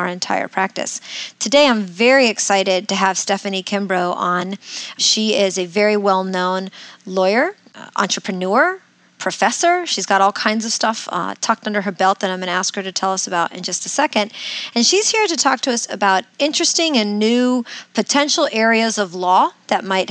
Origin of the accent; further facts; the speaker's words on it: Winter Park, Florida, United States; coming to you from my hometown of Winter Park, Florida